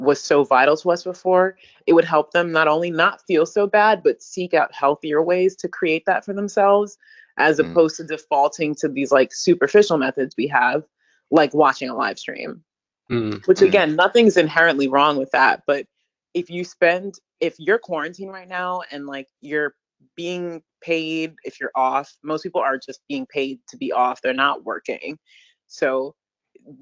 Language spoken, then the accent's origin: English; Jamaica; I'm Jamaican